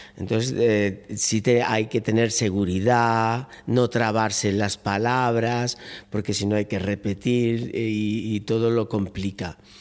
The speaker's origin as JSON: {"language": "Spanish", "town": "Málaga", "region": "Andalusia", "country": "Spain", "moved": "yes", "lives_now": "Seville, Spain", "said": "yo soy malagueño, pero llevo muchos años residiendo en Sevilla"}